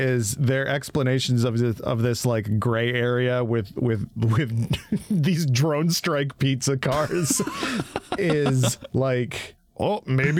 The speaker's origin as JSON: {"language": "English", "region": "Michigan", "country": "United States", "said": "I'm from Michigan"}